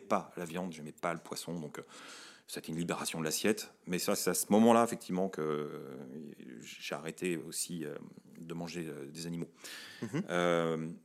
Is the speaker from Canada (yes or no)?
no; France; quand on est français